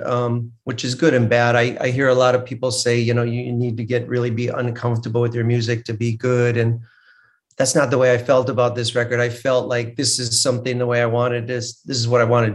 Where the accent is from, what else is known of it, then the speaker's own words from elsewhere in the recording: Midwest, United States; moved away; I'm a Midwesterner at heart